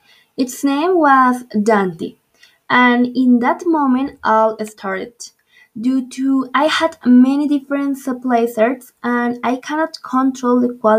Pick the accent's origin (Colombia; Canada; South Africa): Colombia; Medellín, Antioquia; moved away as an adult; also born or lived in Bogotá; I was born in Medellin and my first years I lived in Manrique neighborhood. And then I moved to the Robledo neighborhood, where I spent a lot of years of my childhood.